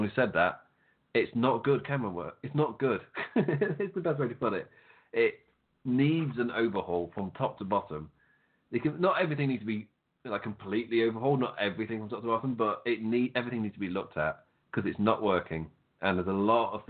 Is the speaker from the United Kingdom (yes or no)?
yes; England, United Kingdom; I'm English